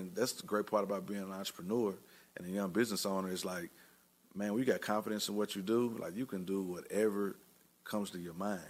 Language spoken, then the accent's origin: English; Tennessee, United States; we're from Tennessee, you know, a lot of local farm goods and, you know, people know, you know, Tennessee for that. However, we grew up, you know, in the city and listened to hip hop